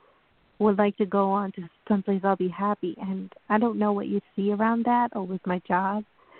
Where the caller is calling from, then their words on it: New York, United States; This is Tanika. I'm calling from New York.